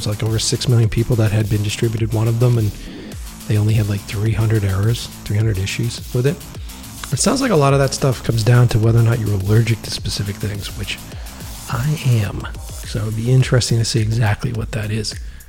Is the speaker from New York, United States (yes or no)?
no; Boston, Massachusetts, United States; moved away; I'm going back to my hometown of Boston today